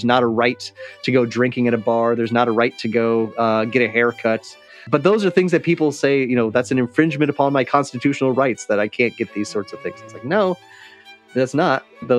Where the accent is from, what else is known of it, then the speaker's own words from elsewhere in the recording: Quad Cities, United States; I grew up in the Quad Cities, Iowa, Illinois, right on the Mississippi River. Not really known for much